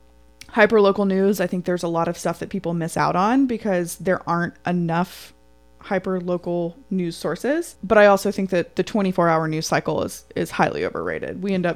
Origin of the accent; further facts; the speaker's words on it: Atlanta, Georgia, United States; now in Chattanooga, United States; I'm from Atlanta.